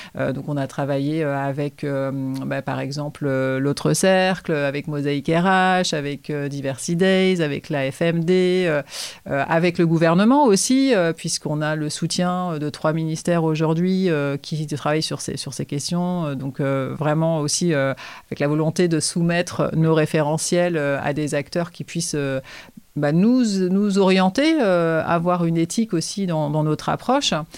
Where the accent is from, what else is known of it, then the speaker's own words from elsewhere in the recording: Nantes, Pays de la Loire, France; j'ai ouvert Incubator à Nantes puisque je suis nantaise